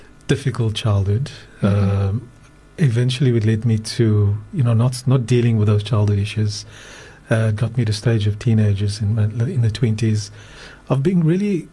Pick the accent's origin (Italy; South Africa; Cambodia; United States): South Africa; Johannesburg, Gauteng; moved away as an adult; now in Cape Town, South Africa; I was born in Cape Town, grew up in Johannesburg, and then after matric moved back to Cape Town, and been here ever